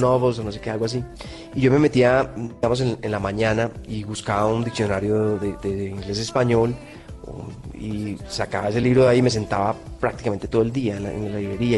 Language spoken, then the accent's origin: Spanish; Colombia; yo soy un colombiano más